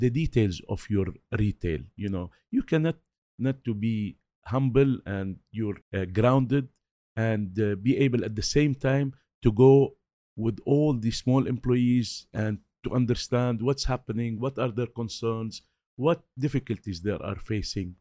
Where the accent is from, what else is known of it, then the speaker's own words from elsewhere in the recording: Beirut, Beirut Governorate, Lebanon; I was brought up in Beirut in these very difficult situations